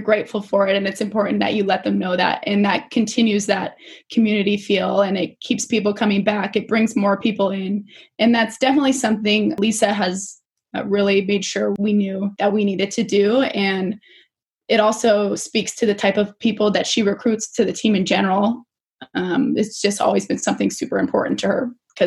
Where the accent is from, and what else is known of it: Spokane, Washington, United States; born or raised there; also born or lived in Salt Lake City, Utah